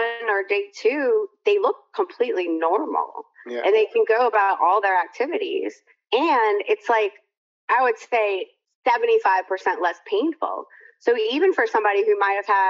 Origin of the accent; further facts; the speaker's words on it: Louisiana, United States; I'm from Louisiana, we say lanyap